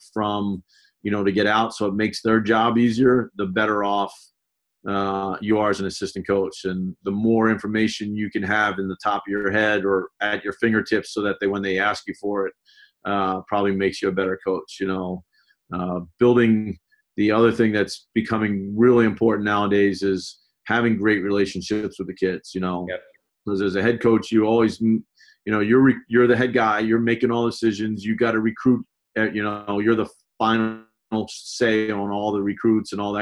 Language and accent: English; Baltimore, Maryland, United States; moved away; I grew up in Baltimore.